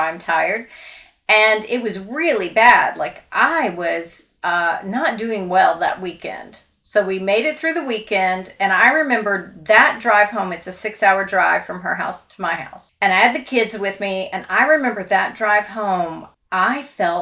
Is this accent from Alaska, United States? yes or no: no; Louisville, Kentucky, United States; moved away; I grew up in Louisville, Kentucky